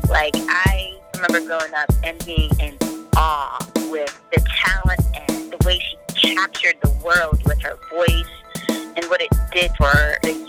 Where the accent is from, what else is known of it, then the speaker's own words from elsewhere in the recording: Boston, Massachusetts, United States; I was born here